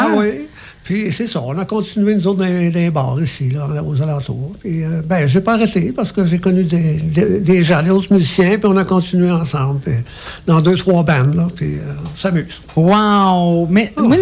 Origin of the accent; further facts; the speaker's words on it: Montreal, Quebec, Canada; moved away; J'étais de Montréal avant, là. Et puis, euh, bon, j'étais de Montréal